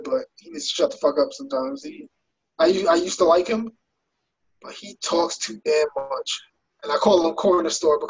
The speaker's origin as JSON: {"language": "English", "town": "New York City", "region": "New York", "country": "United States", "tie": "born or raised there", "also_born_or_lived": "Queens", "said": "I rap Queens hard, but, you know, I was born in Brooklyn"}